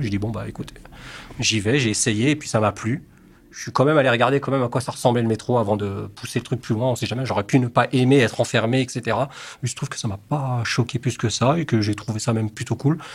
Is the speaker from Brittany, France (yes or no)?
no; Colombes, Île-de-France, France; also born or lived in England; J'ai grandi à Colombes, dans le 92